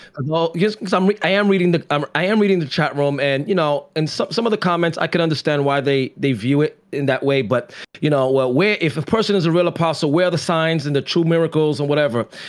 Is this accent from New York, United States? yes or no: yes; New York City, New York, United States; I'm from the Bronx